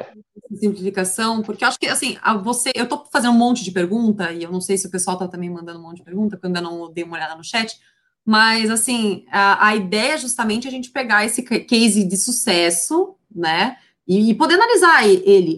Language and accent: Portuguese; Paraná, Brazil; sou do Paraná